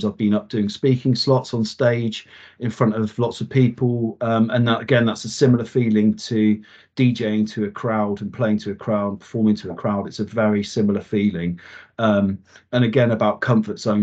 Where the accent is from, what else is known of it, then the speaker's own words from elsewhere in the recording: Wiltshire, South West England, United Kingdom; I grew up in Wiltshire in the UK